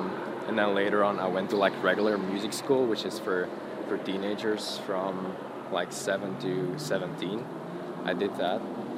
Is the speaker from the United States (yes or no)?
no; Antwerp, Flanders, Belgium; Born and raised in Antwerp, Belgium.